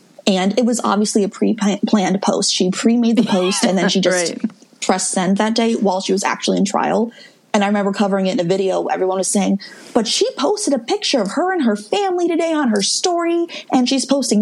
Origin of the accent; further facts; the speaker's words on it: Midwest, United States; I'm from the Midwest